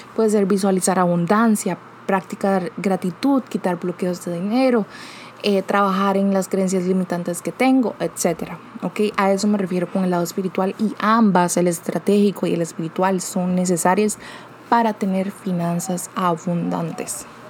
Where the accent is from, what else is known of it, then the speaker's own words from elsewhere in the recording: Costa Rica; yo soy de Costa Rica